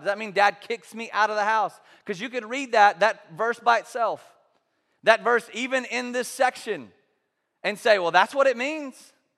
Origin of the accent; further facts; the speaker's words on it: the South, United States; growing up in the South, in this culture, in this context